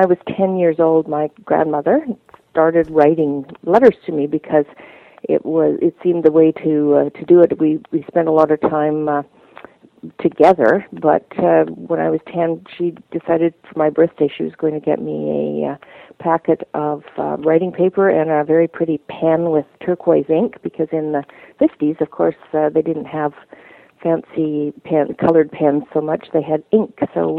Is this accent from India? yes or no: no; Canada; we're Irish-Canadian